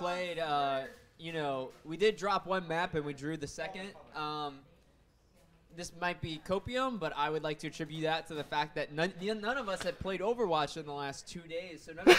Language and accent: English; Olive Branch, Mississippi, United States; I'm 22, I'm from Olive Branch, I am a marine biology senior